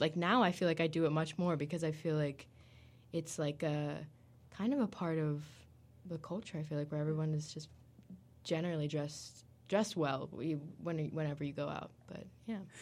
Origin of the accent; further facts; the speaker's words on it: United States; we're both American